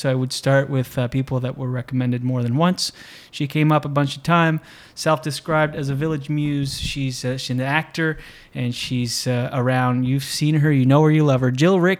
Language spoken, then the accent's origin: English; New Brunswick, Canada; first language French; English is a second language; moved away; So my grandfather, Dion, from Quebec. But no, I grew up on the East Coast in New Brunswick, so I'm an Acadian.